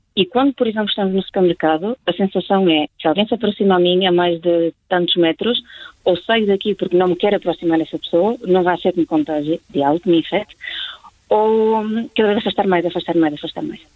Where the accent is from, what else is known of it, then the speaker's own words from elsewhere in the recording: Portugal; now in Spain; por eu ser portuguesa, que sou portuguesa